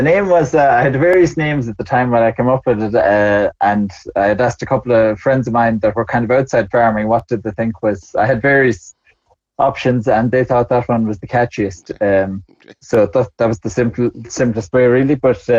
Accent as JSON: {"language": "English", "country": "Ireland", "tie": "born or raised there", "also_born_or_lived": "New Zealand", "accent": "agricultural accent"}